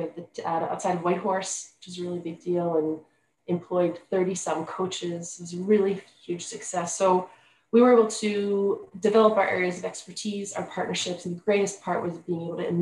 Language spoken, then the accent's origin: English; Baltimore, Maryland, United States; moved away as an adult; also born or lived in France / Chicago; now in Yukon, Canada; we went back to Baltimore, which is my hometown